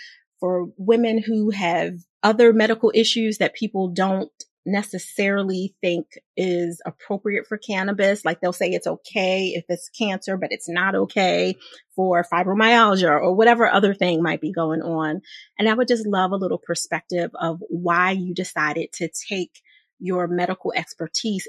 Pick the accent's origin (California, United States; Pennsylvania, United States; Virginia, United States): Pennsylvania, United States; Philadelphia; I'm from Philly